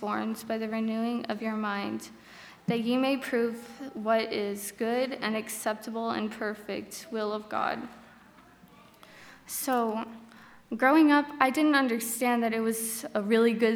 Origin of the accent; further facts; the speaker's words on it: Bakersfield, California, United States; I'm from Bakersfield, California. I lived there my whole life